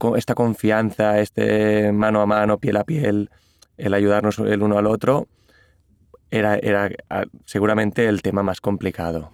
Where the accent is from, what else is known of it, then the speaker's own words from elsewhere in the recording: Catalonia, Spain; first language Catalan; Spanish is a second language; yo las escribí primero en catalán porque es mi lengua materna